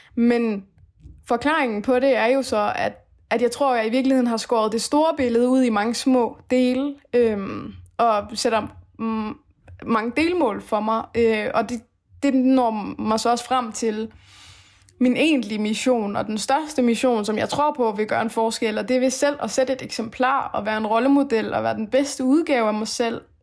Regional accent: Denmark; born or raised there; also born or lived in Afghanistan / Aarhus, Denmark

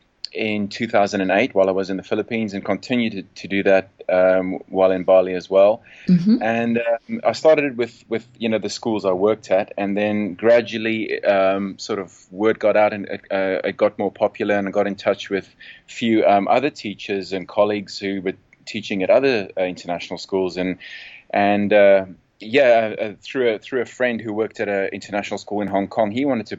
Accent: South Africa; moved away; also born or lived in England; From South Africa, and right. But lived all over the place. I left South Africa in the year 2000. Worked in England for 4 years as a surf coach

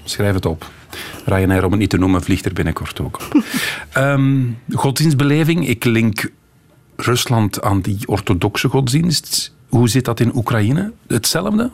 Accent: Flanders, Belgium; Wij Vlamingen

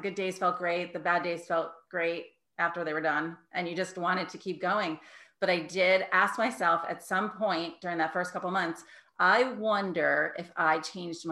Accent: New York City, New York, United States; moved away as an adult; also born or lived in Connecticut; now in Ridgefield, Connecticut, United States; I'm originally from New York

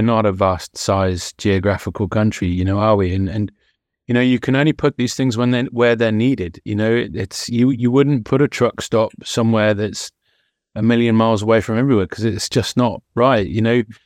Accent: West Country, South West England, United Kingdom; I'm from the West Country

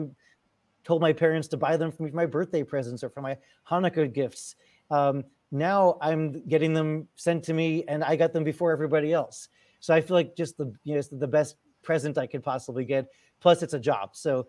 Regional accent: Chappaqua, New York, United States; I grew up in Westchester County, went to school in Chappaqua, New York, which is a very wealthy area, very wealthy enclave in Westchester.

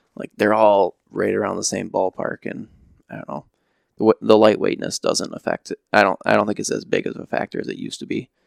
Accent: Ravenna, Michigan, United States; born and raised in Ravenna

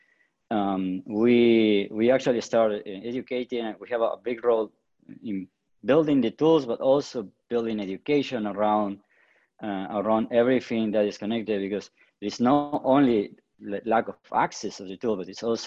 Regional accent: Patagonia, Argentina; I grew up in the Patagonia, in the south of Argentina.

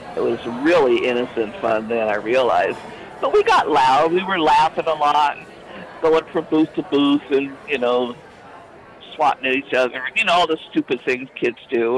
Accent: Oakland, California, United States; I grew up in East Oakland off of High Street

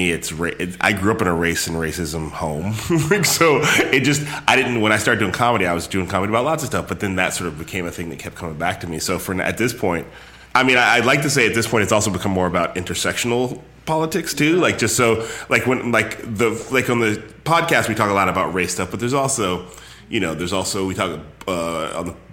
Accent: Palo Alto, California, United States; born there; I was born in Palo Alto. I just didn't grow up out here.

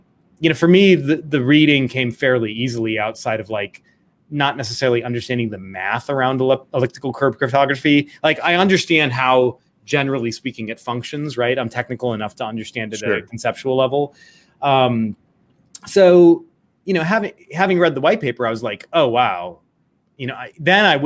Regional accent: Scottsdale, Arizona, United States; I grew up in Scottsdale, Arizona, so there's a Mayo Clinic out there

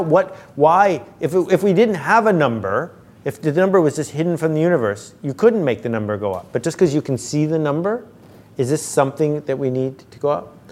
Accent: Buffalo, New York, United States; I grew up in Buffalo where there are bowling leagues

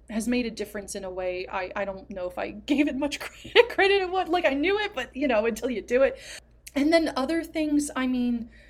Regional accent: New Jersey, United States

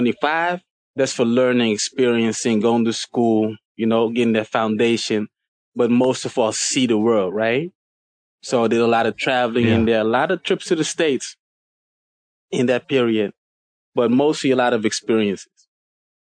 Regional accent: Suriname; now in Amsterdam, Netherlands; in Suriname, where I'm originally from

